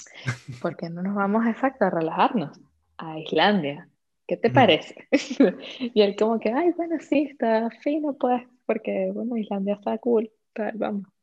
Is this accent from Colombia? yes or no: no; Venezuela; also born or lived in Vietnam / Iceland; now in Madrid, Spain; llegamos hablando como dos buenas venezolanas con nuestro marica en la boca